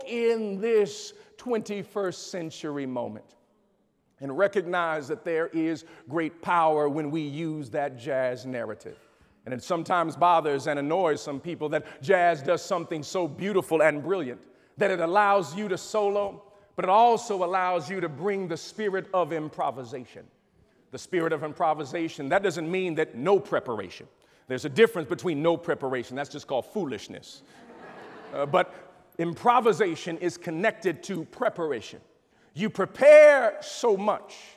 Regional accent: Chicago, Illinois, United States; I come from Chicago

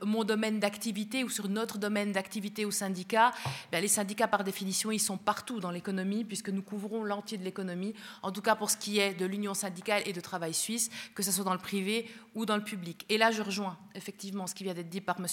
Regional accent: Spain; now in Switzerland; nous sommes tous les deux européens euh, d'origine, puisque moi-même je suis espagnole

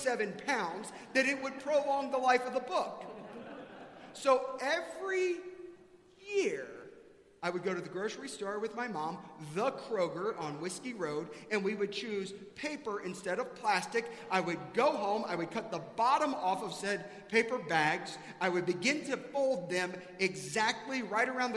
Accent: South Carolina, United States; now in Texas, United States; I grew up in South Carolina

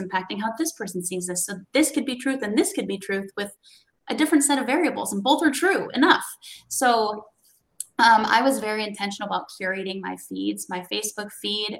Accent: West Coast, United States; moved away; I came from the West Coast, not the East Coast.

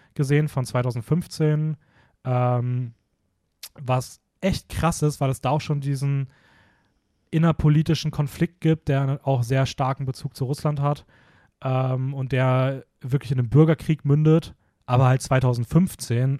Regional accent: Hameln, Lower Saxony, Germany; now in Vienna, Austria; ist so die Ecke, wo ich herkomme

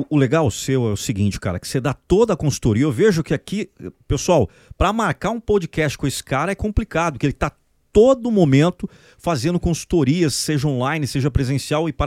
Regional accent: Brazil; Nós Somos pessoas motivadas, nós somos brasileiros com muito orgulho, mas nunca foi uma. uma é, é, colocar todos os ovos no nosso país nunca foi um negócio bacana

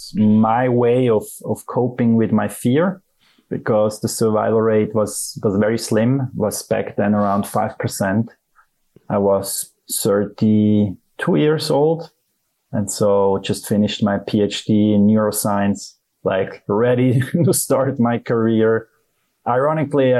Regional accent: Zurich, Switzerland; I'm from Switzerland. I grew up here in Zurich, beautiful town

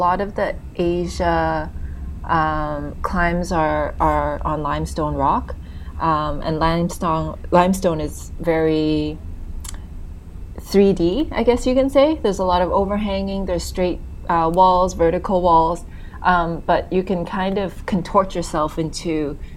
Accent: Canada; moved away as an adult; also born or lived in Hong Kong; I'm originally from Canada. I was born and raised there

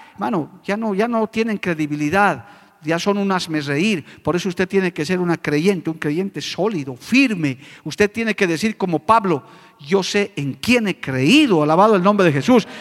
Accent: La Paz, Bolivia; moved away as an adult; now in Cochabamba, Bolivia; mi ciudad natal, a La Paz

